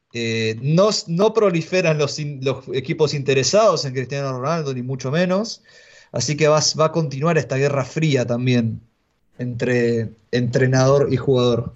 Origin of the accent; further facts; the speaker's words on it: Argentina; soy argentino